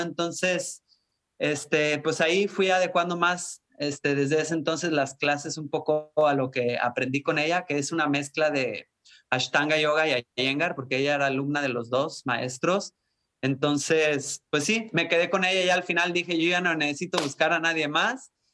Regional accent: Puerto Vallarta, Jalisco, Mexico; also born or lived in Guadalajara; sí soy mexicano, nacido en Guadalajara, pero crecido en Puerto Vallarta

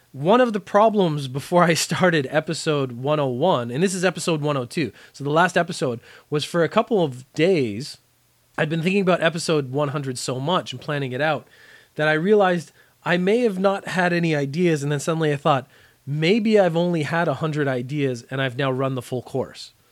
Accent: Canada; moved away as an adult; now in Japan; I learned French for most of my education in Canada, as most Canadian kids do.

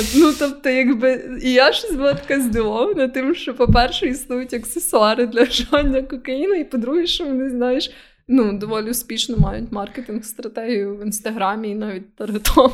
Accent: Ukraine; в нас кокаїн не настільки популярний, як, наприклад, в Америці

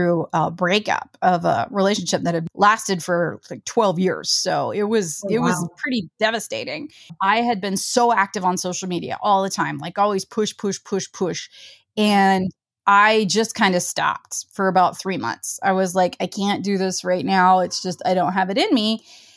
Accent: Ohio, United States; I'm from Ohio

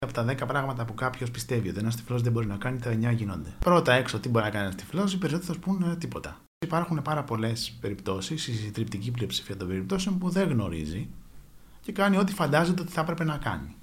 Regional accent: Athens, Attica, Greece; γεννήθηκα και μεγάλωσα στην Αθήνα.

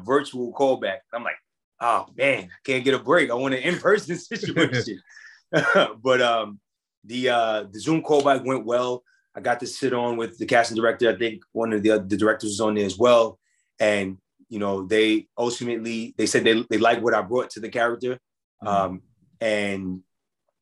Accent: New York City, New York, United States; We're both from Queens, New York

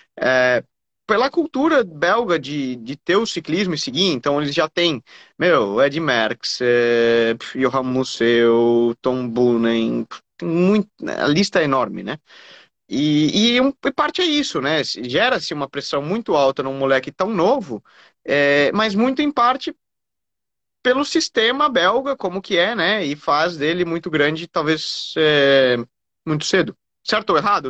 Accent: Brazil

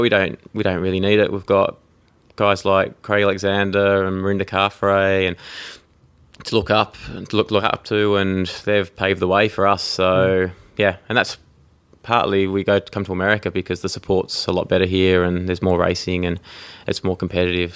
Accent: Tasmania, Australia; also born or lived in United Kingdom; I grew up in Tasmania, in Australia. Uh, I was actually born in the UK

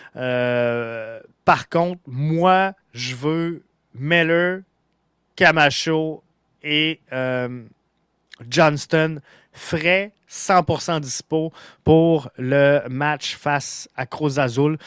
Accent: Montreal, Quebec, Canada; on est montréalais, on est fier d'être montréalais

